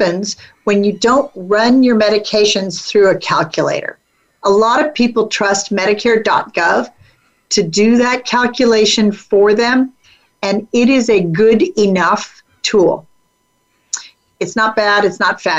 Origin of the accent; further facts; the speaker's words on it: California, United States; I'm from California